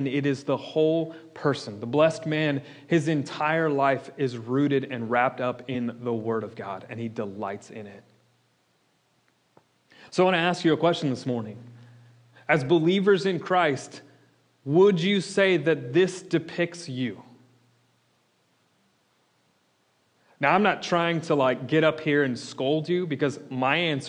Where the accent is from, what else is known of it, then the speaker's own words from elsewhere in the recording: Florida, United States; I'm from Florida